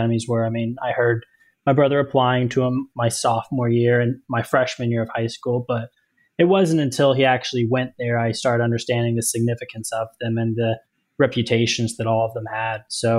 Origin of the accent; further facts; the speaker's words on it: Texas, United States; now in Ohio, United States; I am from the great state of Texas.